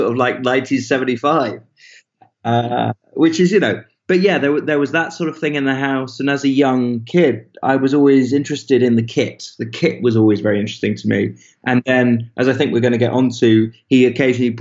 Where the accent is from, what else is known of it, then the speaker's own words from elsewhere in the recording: Bristol, South West England, United Kingdom; also born or lived in Swansea, Wales / Spetses, Greece; I was born in this place and then fairly rapidly we moved